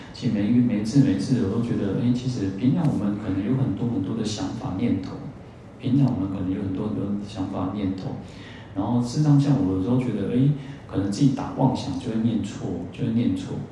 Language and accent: Chinese; Taiwan; 我们都现在讲台湾话